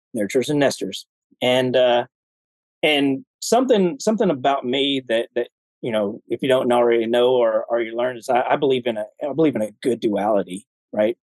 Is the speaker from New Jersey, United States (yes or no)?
no; Alabama, United States; moved away as an adult; I grew up in Alabama